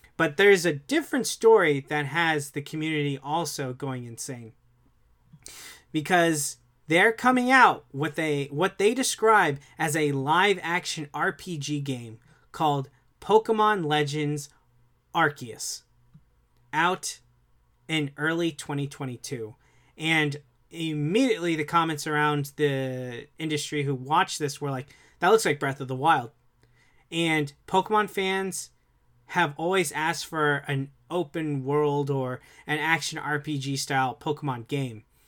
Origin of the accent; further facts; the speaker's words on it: South Florida, United States; I'm from South Florida